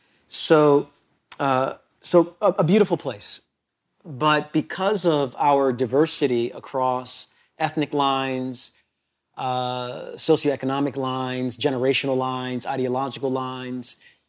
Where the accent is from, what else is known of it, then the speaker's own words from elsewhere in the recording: Brooklyn, New York, United States; New York my entire life in Brooklyn, a part of Brooklyn that's not the new Brooklyn.